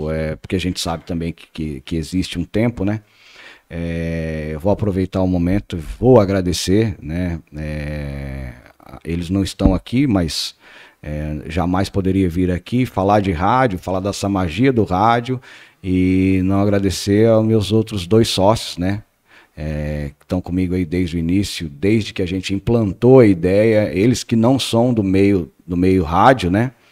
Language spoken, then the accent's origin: Portuguese; Paraná, Brazil; moved away; eu que sou do Paraná, que vim do Paraná, é, é encontrei um, uma nova família aqui também